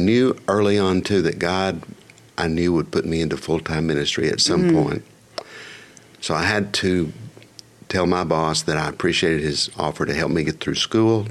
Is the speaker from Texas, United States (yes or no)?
yes; Plainview, Texas, United States; moved away as an adult; also born or lived in Amarillo, Texas; now in Houston, United States; I grew up in the Panhandle.